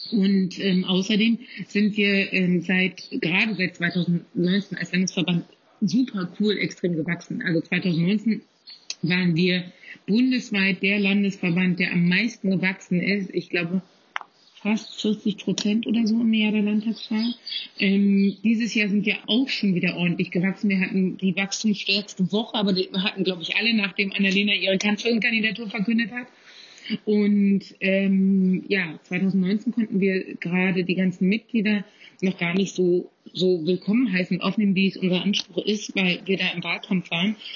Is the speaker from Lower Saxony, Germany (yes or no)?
no; Kleinmachnow, Brandenburg, Germany; Ich bin aus Klemmachner, ähm, das ist in Potsdam-Mittelmarkt, sozusagen ähm, fettester Speckgürtel zwischen Berlin und, ähm, ja, zwischen Berlin und Potsdam. Und da äh, bin ich auch groß geworden.